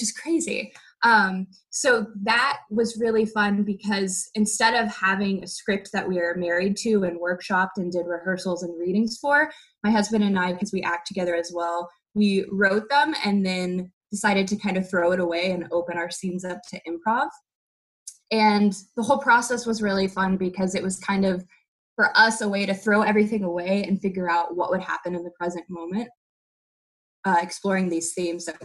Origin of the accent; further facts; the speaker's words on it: Texas, United States; moved away as an adult; now in Los Angeles, United States; I'm originally from Texas. I grew up in the Bible Belt, and I've been in LA now for, gosh, it's been 7 years